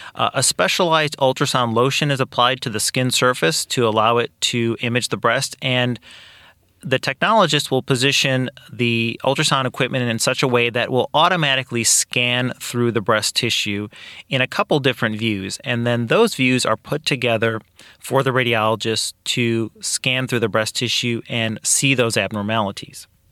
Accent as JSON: {"language": "English", "town": "Kankakee", "region": "Illinois", "country": "United States", "tie": "born or raised there", "also_born_or_lived": "Iowa / Peoria, Illinois", "said": "I am actually originally from Kankakee. I grew up here"}